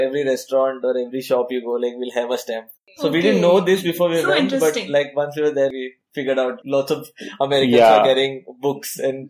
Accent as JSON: {"language": "English", "region": "Goa", "country": "India", "said": "I am from Goa"}